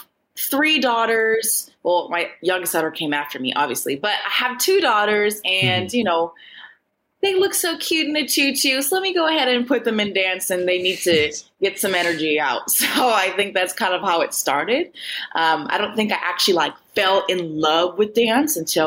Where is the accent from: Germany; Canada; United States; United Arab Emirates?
United States; Minneapolis, Minnesota; moved away as an adult; now in Los Angeles, United States; I'm originally from Minneapolis, Minnesota, but I reside now in Los Angeles, California